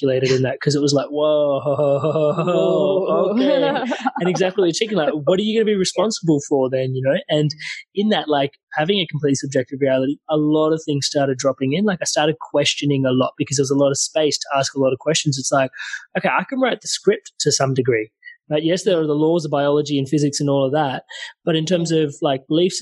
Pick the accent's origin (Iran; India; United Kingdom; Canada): India; I'm Indian